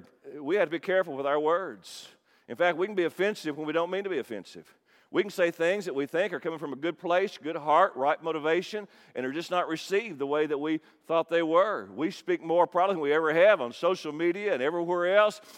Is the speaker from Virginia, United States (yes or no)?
no; Kentucky, United States; I'm from Kentucky